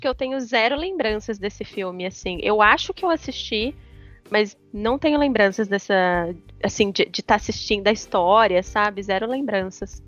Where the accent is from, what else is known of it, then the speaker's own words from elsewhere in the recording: Leme, São Paulo, Brazil; moved away; eu morava em Leme, que é minha cidade natal, morava com os meus pais na época